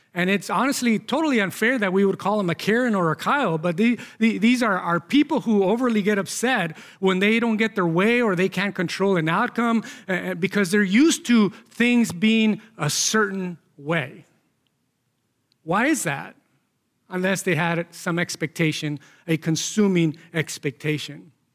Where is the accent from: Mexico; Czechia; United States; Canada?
Mexico; moved away; growing up in Mexico